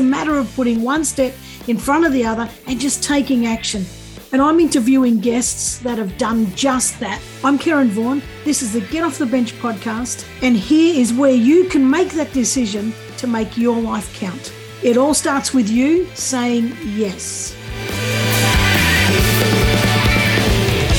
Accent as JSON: {"language": "English", "area": "Gippsland", "region": "Victoria", "country": "Australia", "said": "I'm from Gippsland"}